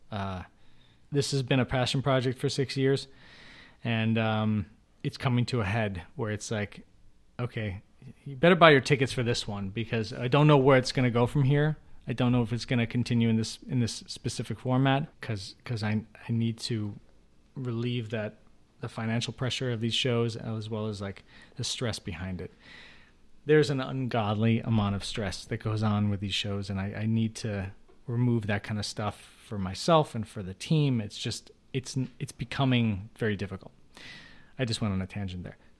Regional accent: Chicago, Illinois, United States; I grew up in Chicago

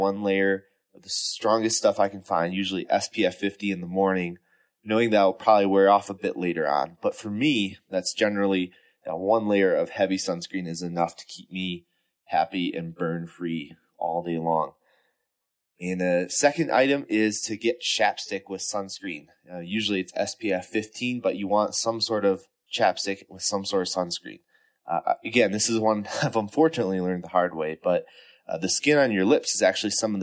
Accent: Wisconsin, United States; now in Colorado, United States; I grew up in Wisconsin

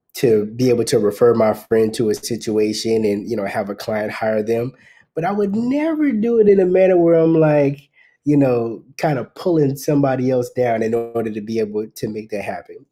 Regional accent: South Carolina, United States; moved away as an adult; also born or lived in Los Angeles; now in Atlanta, United States; Originally from South Carolina, but I spent a lot of time in Los Angeles

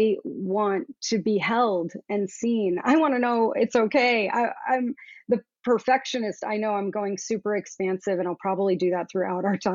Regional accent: Southern Florida, United States; I grew up in Southern Florida

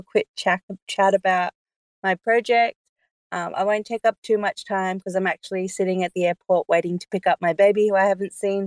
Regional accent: Sabah, Malaysia; now in Australia; I was born in Malaysia

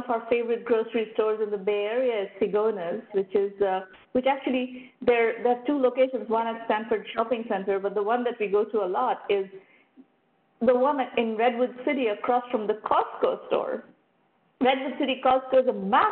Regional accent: Kolkata, West Bengal, India; moved away; I'm originally from Calcutta, India

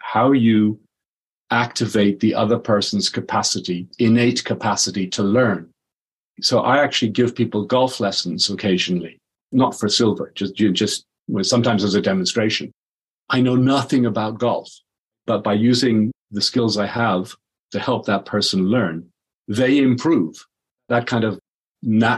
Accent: Dublin, Leinster, Ireland; So I'm Irish. I was in Dublin.

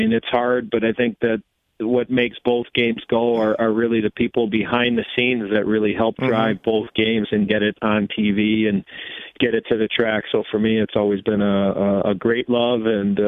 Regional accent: Chicago, Illinois, United States; So it started as a young kid growing up in Chicago

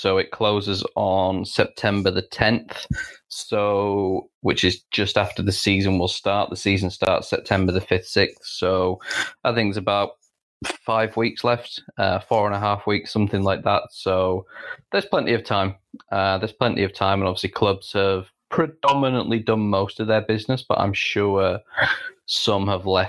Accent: England, United Kingdom; which works for me as an English women's football writer, predominantly working for an American outlet.

